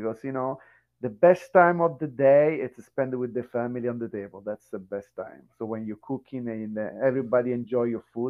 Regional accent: Italy; moved away; also born or lived in Japan; I'm from Italy.

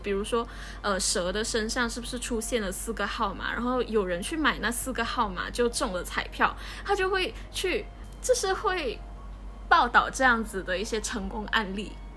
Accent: Kuching, Sarawak, Malaysia; moved away as an adult; also born or lived in Taipei, Taiwan; 我们就生在马来西亚，然后我们是在古晋出生的，我们一直都在这里长大，然后也接受这边的教育，嗯，小学的时候我们是，呃，华小，就是华董办的

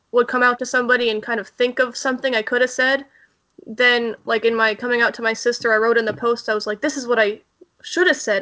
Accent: Pittsburgh, Pennsylvania, United States; I'm from Pittsburgh

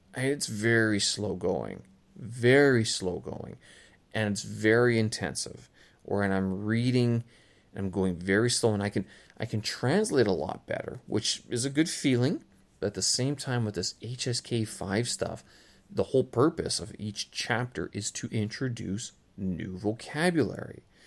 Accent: Canada; moved away as an adult; now in Beijing, China; I was, I am Canadian, but, uh, I haven't really been living in Canada for quite some time.

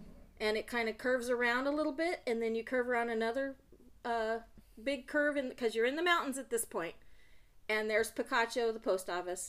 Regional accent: Roswell, New Mexico, United States; moved away; you know we are both from Roswell, New Mexico.

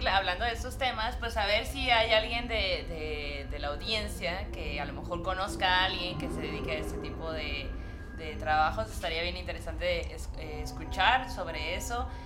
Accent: Mexico; como latinoamericanos y como mexicanos también

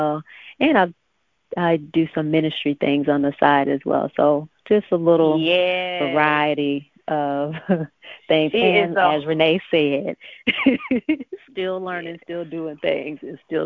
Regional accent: Sebring, Florida, United States; I was born and raised in Sebring, Florida

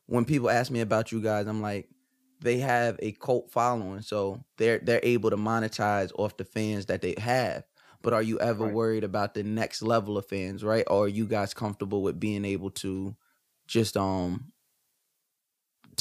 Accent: Long Island, New York, United States; I'm from Long Island

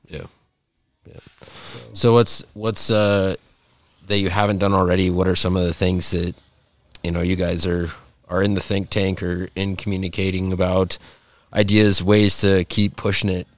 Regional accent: Montana, United States; my whole life growing up in Montana

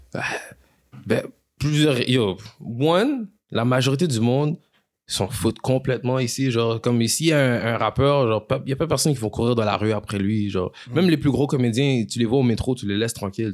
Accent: Quebec, Canada; first language French; je suis, Québécois, mais je suis né ici

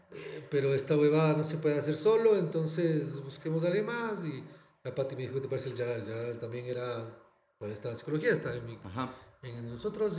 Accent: Ecuador; also born or lived in Barcelona, Spain; ser ecuatorianos

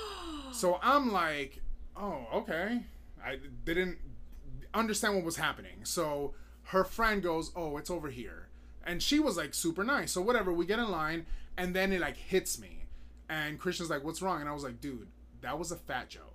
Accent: Miami, Florida, United States; moved away; I was born and raised in Miami

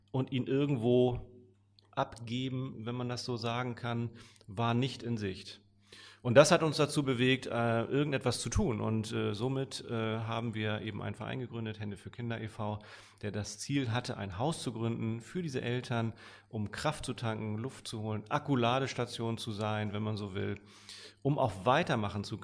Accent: Hamburg, Germany; bin immer mal wieder gerne hier in der City auch äh, als Hamburger.

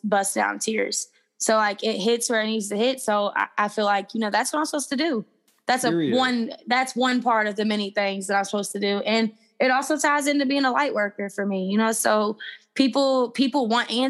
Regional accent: Louisville, Kentucky, United States; where I'm from Louisville, Kentucky.

